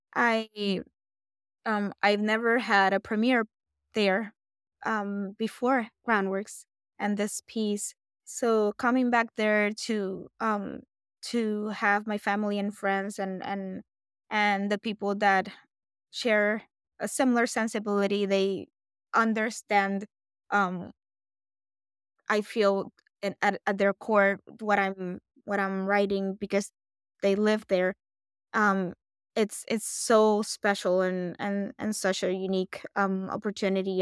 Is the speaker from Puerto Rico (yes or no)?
yes; Puerto Rico; I'm a Puerto Rican-born composer